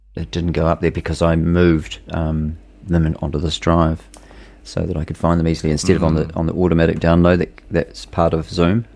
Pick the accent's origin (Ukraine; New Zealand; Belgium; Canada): New Zealand